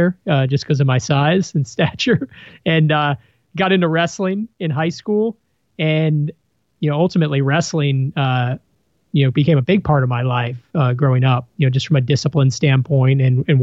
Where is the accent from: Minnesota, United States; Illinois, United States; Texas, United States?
Illinois, United States; Chicago; now in San Diego, United States; I grew up in Salt Side of Chicago, Illinois.